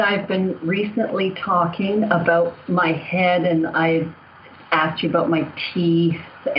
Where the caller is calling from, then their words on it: Toronto, Ontario, Canada; I'm calling from Toronto, Canada.